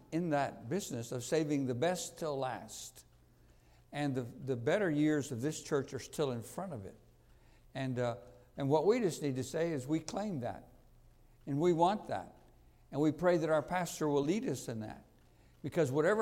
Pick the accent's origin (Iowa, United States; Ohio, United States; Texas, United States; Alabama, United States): Texas, United States; Houston; I'm from Houston, which is probably the hottest city in America.